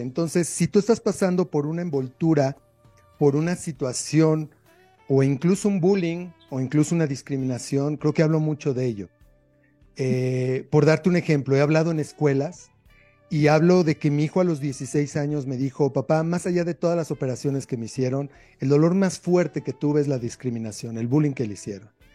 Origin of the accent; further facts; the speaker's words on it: Mexico; como mexicano